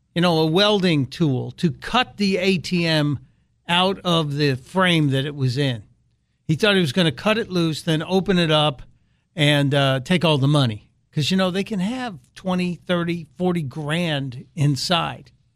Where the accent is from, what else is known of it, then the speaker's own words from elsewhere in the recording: Chicago, Illinois, United States; it's my hometown